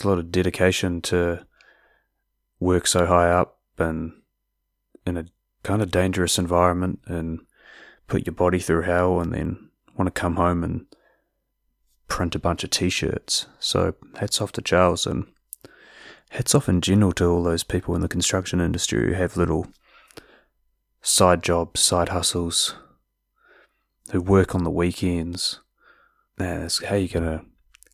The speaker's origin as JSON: {"language": "English", "region": "South Island", "country": "New Zealand", "said": "I am from the South Island after all"}